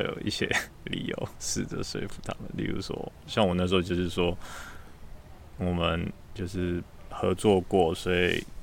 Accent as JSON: {"language": "Chinese", "country": "Taiwan", "moved": "as an adult", "lives_now": "Cambridge, United Kingdom", "said": "我以前在台湾"}